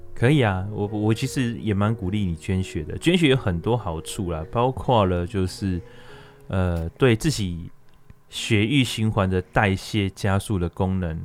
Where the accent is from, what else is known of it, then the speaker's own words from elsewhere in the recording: Taiwan; 我们身为台湾人